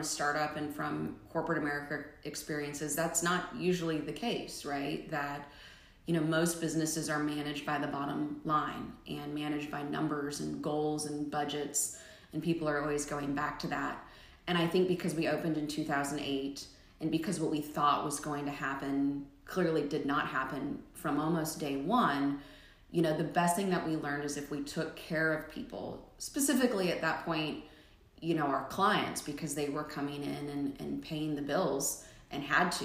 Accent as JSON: {"language": "English", "town": "Omaha", "region": "Nebraska", "country": "United States", "tie": "born or raised there", "moved": "yes", "lives_now": "Middle Tennessee, United States", "said": "I'm originally from Nebraska. I grew up in Omaha."}